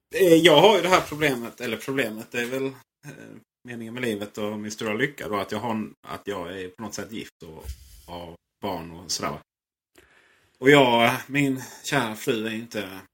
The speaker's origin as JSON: {"language": "Swedish", "region": "Blekinge", "country": "Sweden", "said": "Där jag kommer från Blekinge har vi en liten residensstad som heter Karlskrona."}